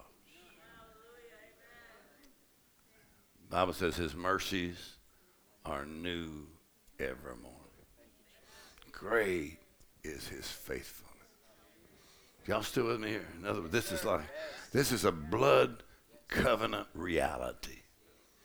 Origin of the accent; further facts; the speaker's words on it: Texas, United States; I'm from Texas